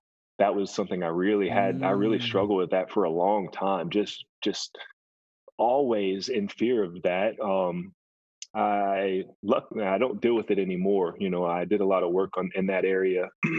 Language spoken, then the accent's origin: English; Kentucky, United States; born there; now in Lexington, United States; So I moved around a lot as a kid. I was born in Western Kentucky, but we moved around often. I am living currently in Lexington, Kentucky.